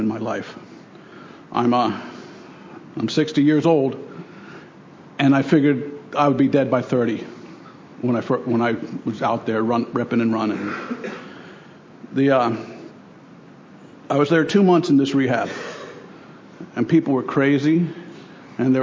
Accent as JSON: {"language": "English", "town": "Miami", "region": "Florida", "country": "United States", "tie": "born or raised there", "also_born_or_lived": "New York City", "said": "I grew up in Miami. I was born in New York City. I grew up in Miami."}